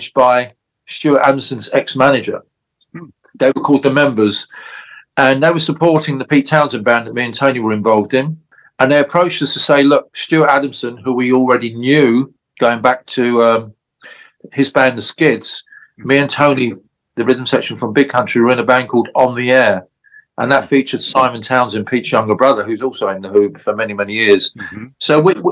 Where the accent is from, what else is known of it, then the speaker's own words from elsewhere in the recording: London, United Kingdom; I'm from London. I'm not a Scots guy